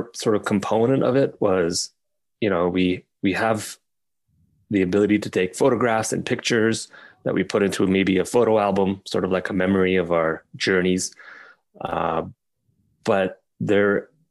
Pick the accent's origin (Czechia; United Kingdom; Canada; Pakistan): Pakistan; I was born in Pakistan